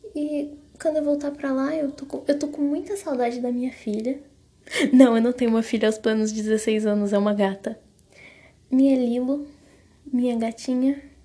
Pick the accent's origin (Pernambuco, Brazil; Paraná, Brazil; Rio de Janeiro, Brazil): Paraná, Brazil; now in São Paulo, Brazil; lá na minha cidade, lá no Paraná, onde na cidade que eu moro, que é fica no interior minha cidade, né? Fica na fica perto de Santa Catarina, mas é tipo divisa de Paraná com Santa Catarina